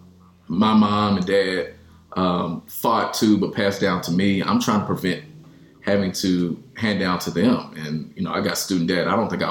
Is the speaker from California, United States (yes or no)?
no; Louisville, Kentucky, United States; I am a lifelong Kentuckian, and my family goes back several generations here.